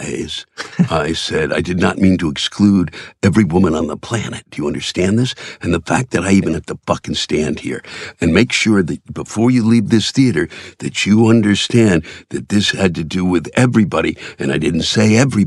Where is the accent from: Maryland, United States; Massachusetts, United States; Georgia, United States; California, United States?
Maryland, United States; Silver Spring; I'm from D.C., around that area, I'm from Silver Spring, Maryland